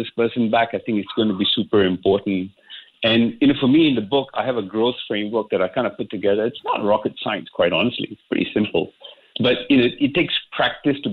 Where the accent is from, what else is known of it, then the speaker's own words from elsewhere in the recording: Singapore; I grew up in Singapore. I didn't do much traveling out of Singapore